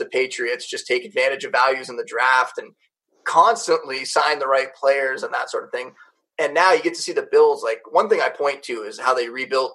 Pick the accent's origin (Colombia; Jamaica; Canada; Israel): Canada; Niagara Falls, Ontario; I grew up in Niagara Falls, Canada.